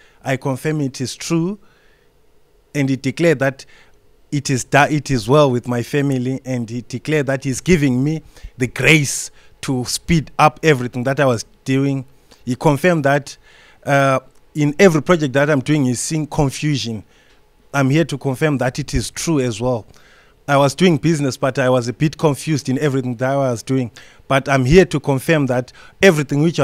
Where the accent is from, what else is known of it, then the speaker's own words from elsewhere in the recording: Gwanda, Matabeleland South, Zimbabwe; I'm from Zimbabwe. In a small town called Gwanda.